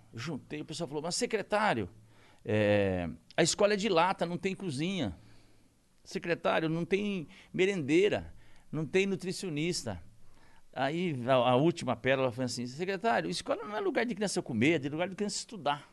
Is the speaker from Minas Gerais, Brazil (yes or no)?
no; Corbélia, Paraná, Brazil; born or raised there; now in São Paulo, Brazil